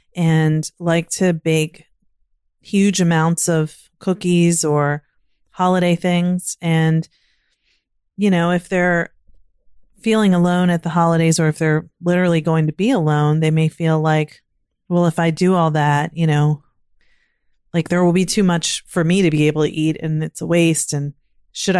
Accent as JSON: {"language": "English", "region": "Virginia", "country": "United States", "tie": "born or raised there", "moved": "yes", "lives_now": "Maryland, United States", "said": "I grew up in Virginia and now living in Maryland."}